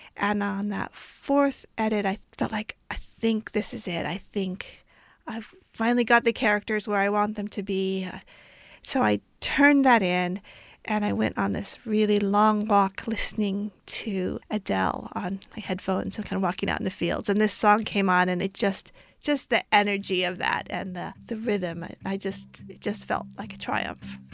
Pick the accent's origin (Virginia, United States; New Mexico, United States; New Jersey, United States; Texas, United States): New Mexico, United States; I grew up in New Mexico